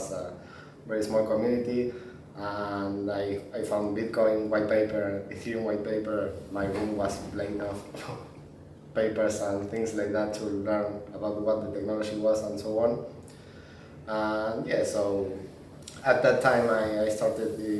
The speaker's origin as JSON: {"language": "English", "country": "Argentina", "tie": "born or raised there", "said": "I was born in Argentina"}